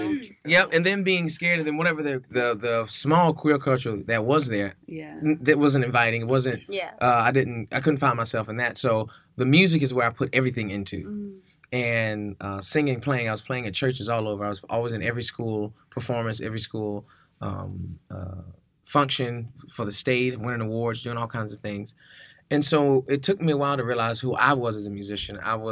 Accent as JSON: {"language": "English", "region": "the South", "country": "United States", "tie": "born or raised there", "said": "black male musician growing up in the South, bisexual."}